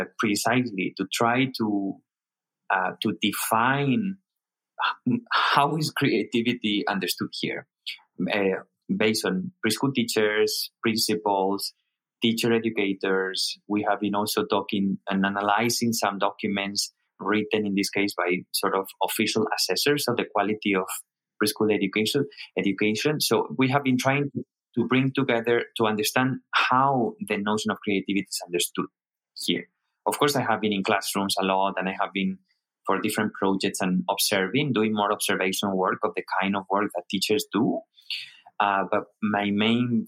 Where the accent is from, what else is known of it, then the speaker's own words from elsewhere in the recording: Spain; moved away as an adult; now in Hong Kong; I'm originally from Spain